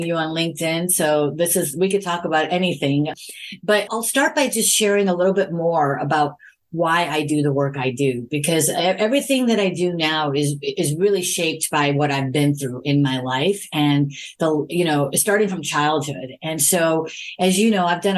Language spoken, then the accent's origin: English; Chicago, Illinois, United States; moved away as an adult; now in California, United States; I was born and raised in Chicago.